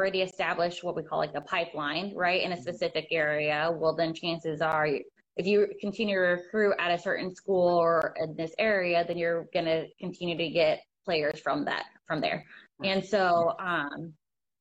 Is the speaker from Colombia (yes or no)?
no; Arizona, United States; moved away as an adult; now in Morris, United States; Arizona, at least like for my hometown